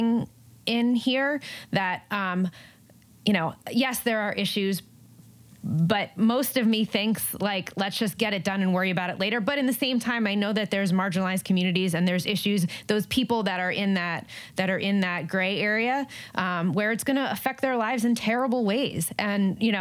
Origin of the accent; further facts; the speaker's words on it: Jersey Shore, New Jersey, United States; now in Los Angeles, United States; New Jersey is my home state. So I'm a transplant. I'm in LA, but born and raised in Jersey, Jersey Shore